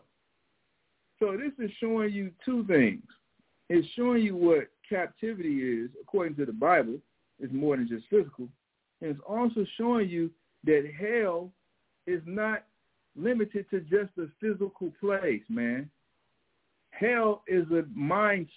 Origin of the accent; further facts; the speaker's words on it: St. Louis, Missouri, United States; growing up in St. Louis